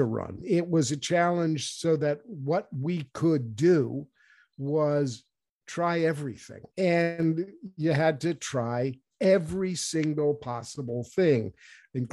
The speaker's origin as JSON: {"language": "English", "region": "New Hampshire", "country": "United States", "said": "started in New Hampshire in my home state"}